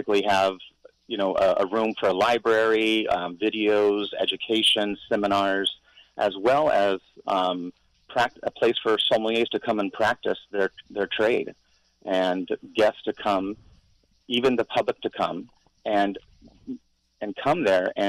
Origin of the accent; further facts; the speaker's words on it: Paso Robles, California, United States; now in Hawaii, United States; my hometown has exploded